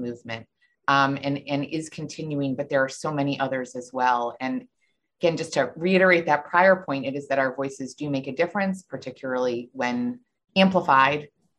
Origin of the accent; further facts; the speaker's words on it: Buffalo, New York, United States; moved away; I'm from Buffalo originally